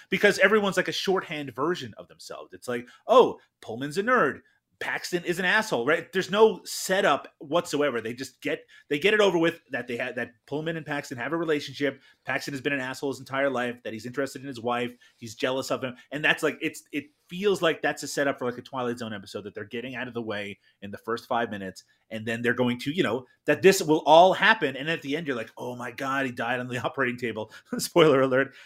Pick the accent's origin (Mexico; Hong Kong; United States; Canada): Canada; only speaking as a Canadian